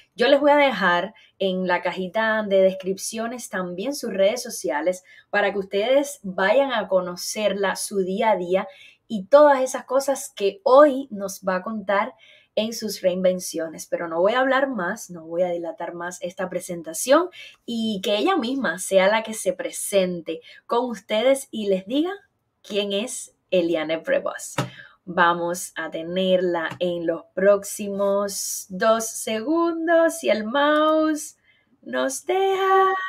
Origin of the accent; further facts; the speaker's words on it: Eastern Cuba, Cuba; moved away; somos de la zona oriental caliente de Cuba.